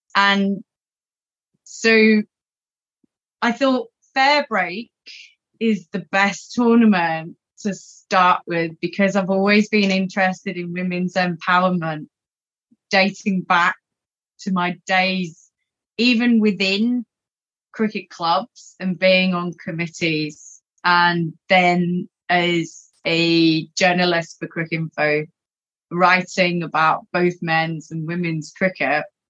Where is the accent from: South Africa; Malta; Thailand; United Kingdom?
United Kingdom; England; moved away as an adult; now in Australia; growing up in England